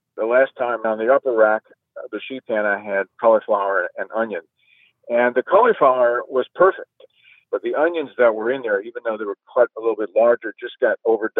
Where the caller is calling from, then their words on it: New Orleans, Louisiana, United States; I'm calling from New Orleans, Louisiana.